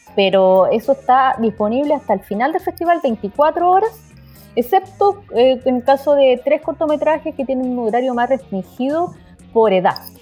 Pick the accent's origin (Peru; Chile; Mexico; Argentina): Chile